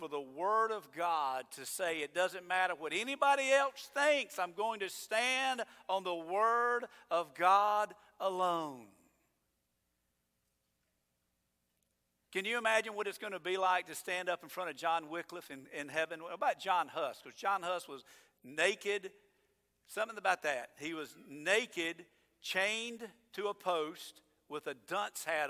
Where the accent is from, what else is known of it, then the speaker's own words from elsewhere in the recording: United States; I'm an American